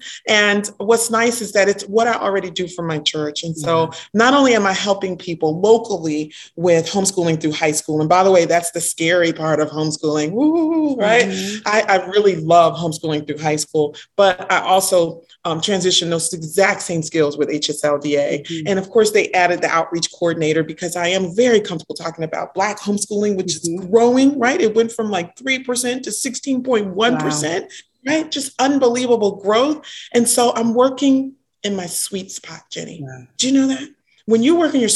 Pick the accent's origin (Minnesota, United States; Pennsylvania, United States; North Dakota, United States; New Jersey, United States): New Jersey, United States; Orange; also born or lived in Newark, New Jersey; now in Maryland, United States; I was born in Newark. I was raised in Orange, New Jersey